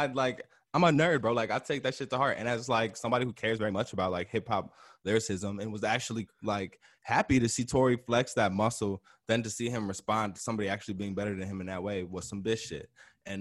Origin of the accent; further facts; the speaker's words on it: Chicago, Illinois, United States; as a Chicagoan, bro, as a Southsider